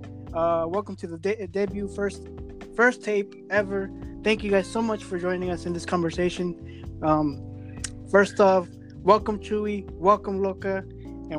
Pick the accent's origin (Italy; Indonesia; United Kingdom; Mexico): Mexico; now in North Carolina, United States; I am from Mexico